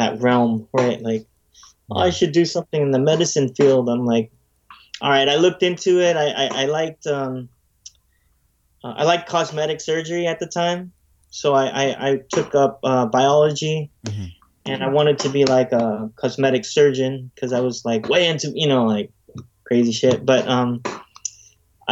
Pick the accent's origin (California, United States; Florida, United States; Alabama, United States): California, United States; San Francisco; I was born in San Francisco, grew up in San Francisco